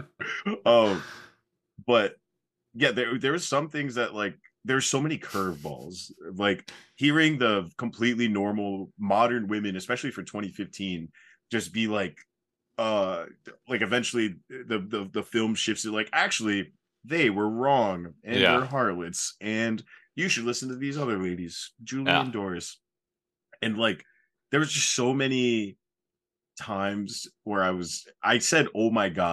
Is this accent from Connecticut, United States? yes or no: yes; Southeastern Connecticut, United States; moved away; Very glad I got out of Southeastern Connecticut